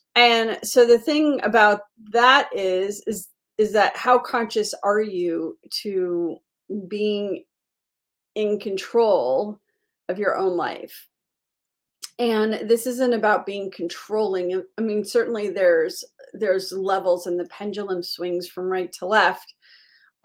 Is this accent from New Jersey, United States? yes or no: no; Miami, Florida, United States; I grew up in Miami